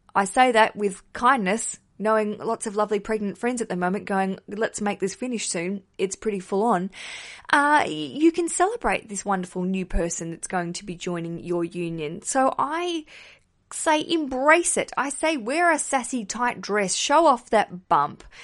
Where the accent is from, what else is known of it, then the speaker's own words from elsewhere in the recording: Australia; accent: Australian; now in London, United Kingdom; hear my accent and go, "Oh, Australian